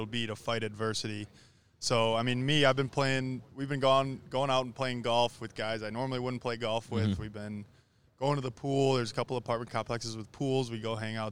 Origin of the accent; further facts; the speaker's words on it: Milwaukee, Wisconsin, United States; moved away; I'm from Milwaukee